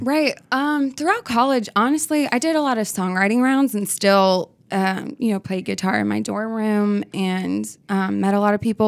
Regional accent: Nashville, Tennessee, United States; I grew up in Nashville

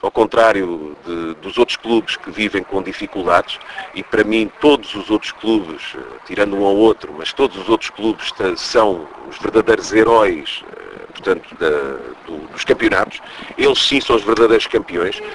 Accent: Portugal; eu sou um cidadão português

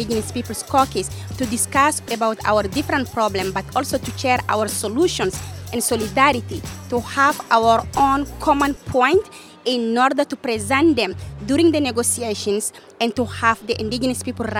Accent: Chad; I'm from Chad. I'm from the Mbororo Pastoralist Communities.

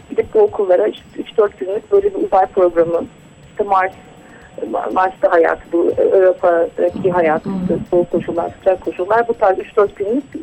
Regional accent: Black Sea Region, Turkey; ben kendim de Karadenizliyim. Hani Karadeniz'deki köylere gidiyorum o da hani köylerde ders veriyorum bazen.

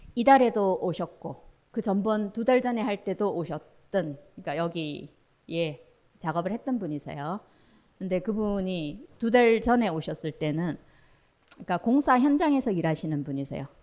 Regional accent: Daegu, South Korea; 저 대구 출신인데

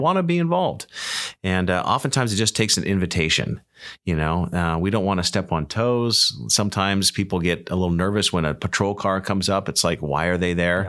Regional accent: Humboldt County, California, United States; I was born and raised here in Humboldt County

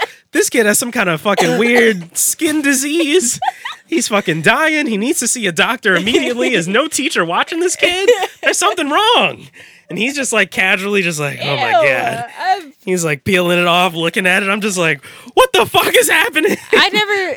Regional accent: New Orleans, Louisiana, United States; also born or lived in Algiers, New Orleans; I'm from the East Bank, and like growing up on the East Bank

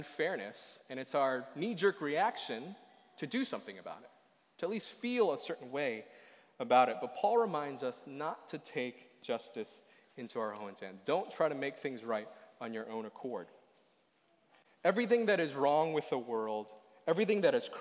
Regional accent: Boston, Massachusetts, United States; moved away; I come from Boston. I come from the East Coast.

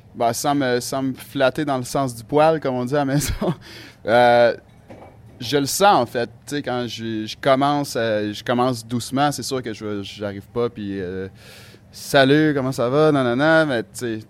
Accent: Quebec, Canada; now in Helsinki, Finland; je viens du Québec

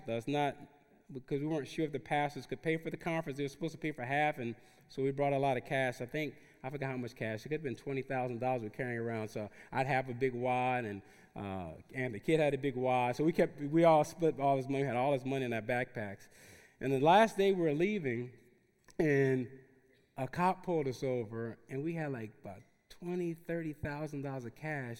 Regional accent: Newark, New Jersey, United States; moved away as an adult; also born or lived in South Central Los Angeles / Watts, Los Angeles; I grew up in Newark, New Jersey, in the neediest city in the nation at the time

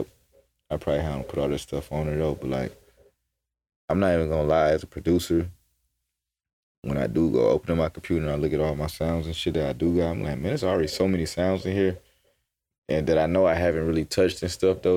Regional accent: Atlanta, Georgia, United States; I'm coming from Atlanta, where we just be in the studio, just cooking up

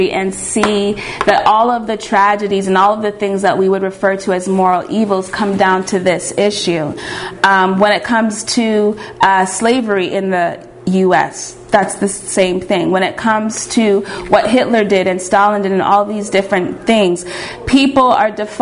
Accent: Canada; I'm from Canada

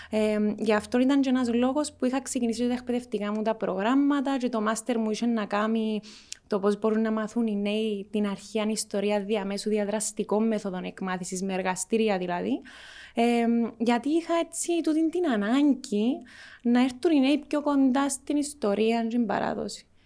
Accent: Cyprus; έφυγες που την Κύπρο και ακόμα ασχολείσαι με την Κύπρο. Και η απάντηση μου εμένα ήταν ότι αγαπώ τον τόπο μου

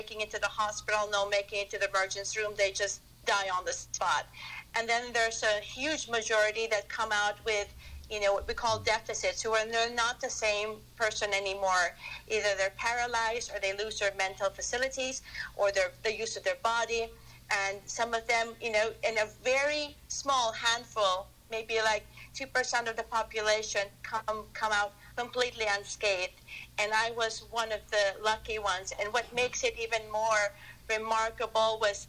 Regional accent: Philippines; moved away as an adult; now in United States; I was born and raised in the Philippines, and I came to the United States for my training

